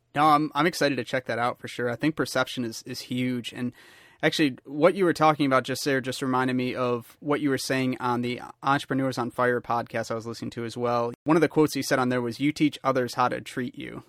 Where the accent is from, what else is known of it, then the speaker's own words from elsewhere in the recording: Michigan, United States; born and raised in Michigan